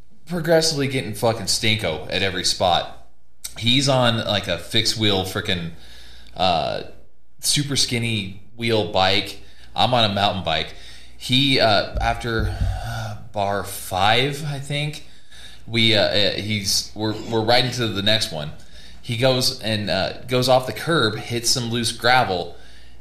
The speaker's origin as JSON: {"language": "English", "region": "California", "country": "United States", "moved": "yes", "lives_now": "Colorado, United States", "said": "I'm from California"}